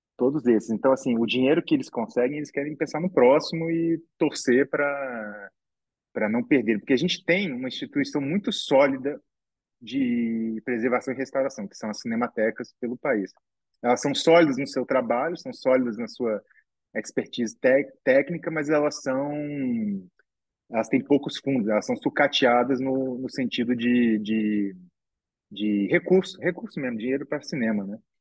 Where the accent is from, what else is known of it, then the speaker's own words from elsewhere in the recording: Brasília, Federal District, Brazil; eu sou de Brasília